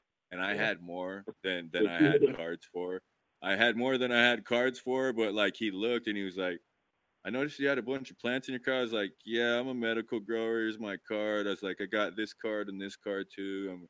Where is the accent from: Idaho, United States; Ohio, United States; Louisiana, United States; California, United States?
Idaho, United States; now in Oregon, United States; the state I grew up in Idaho